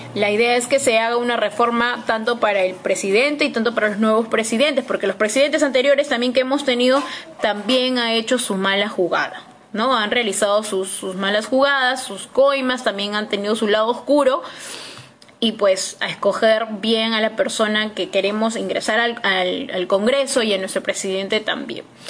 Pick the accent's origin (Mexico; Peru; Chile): Peru; somos los peruanos